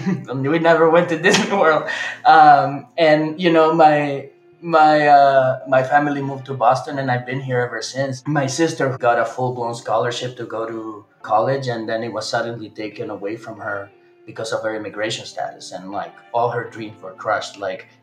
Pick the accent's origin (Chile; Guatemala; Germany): Chile; moved away; I'm originally from South America, from Chile, and I was born in the last few years of the dictatorship, but got to grow up kind of in the grieving process of the country